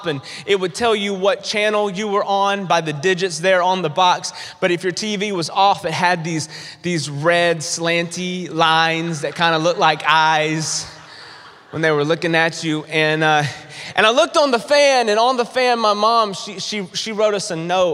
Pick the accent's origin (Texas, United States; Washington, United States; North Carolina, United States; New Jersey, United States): North Carolina, United States; I grew up in the South. I grew up in North Carolina. That's where I'm from.